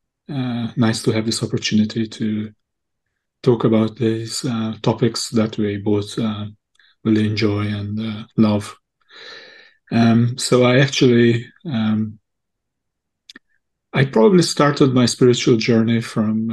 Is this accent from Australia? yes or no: no; Hungary; also born or lived in Chennai, India; I'm actually from Hungary originally.